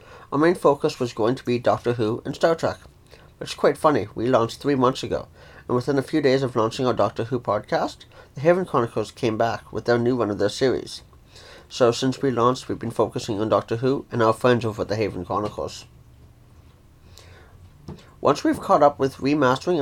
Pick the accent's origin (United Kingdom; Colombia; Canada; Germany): Canada; Ontario; I'm from Ontario, Canada